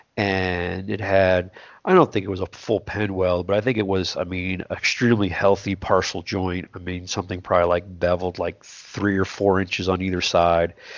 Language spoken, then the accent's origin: English; South Texas, United States; I grew up in South Texas